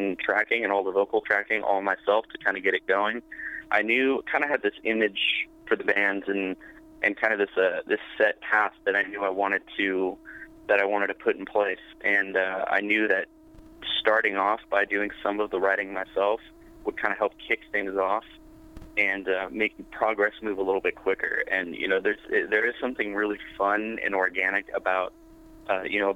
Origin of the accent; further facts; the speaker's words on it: Pismo Beach, California, United States; also born or lived in Kansas City, Missouri; I was born and raised on the Central Coast of California, Pismo Beach area, California. And I was really raised most of my life here